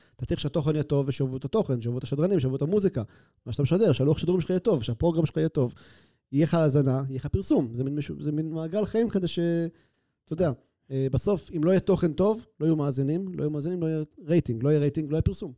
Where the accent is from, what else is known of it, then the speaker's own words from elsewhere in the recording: Haifa, Haifa District, Israel; also born or lived in Canada / Tel Aviv / Herzliya; now in Atlit, Israel; אני אומנם יליד קנדה, אבל מגיל אה, פחות משנה אני מחיפה